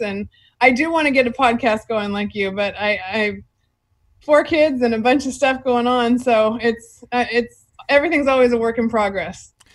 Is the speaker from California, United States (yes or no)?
yes; Fresno, California, United States; I'm from Fresno.